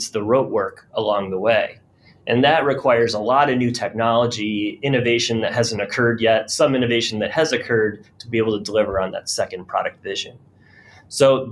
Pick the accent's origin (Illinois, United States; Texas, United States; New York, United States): New York, United States; Rochester; I'm from Rochester, New York, and I watched during my adolescence lots of my friends' parents get laid off